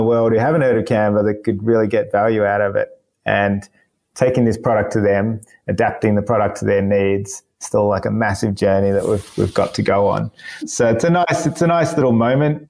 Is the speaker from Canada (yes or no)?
no; Melbourne, Victoria, Australia; moved away as an adult; now in Sydney, Australia; I was born in Melbourne, yeah, yep. And grew up there and pretty much lived there for most of my life for the first 27 years.